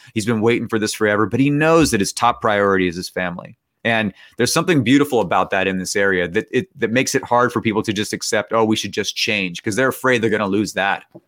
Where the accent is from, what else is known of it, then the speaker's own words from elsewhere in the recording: Bay Area, California, United States; now in West Virginia, United States; I grew up in the Bay Area, and so I would just say that I was from San Francisco, even though I was from a town nearby San Francisco